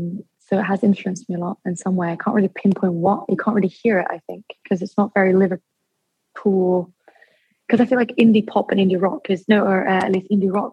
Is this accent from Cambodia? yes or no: no; Dubai, United Arab Emirates; I've always, because I was born in Dubai, and so I went to an international school, but it was a British school.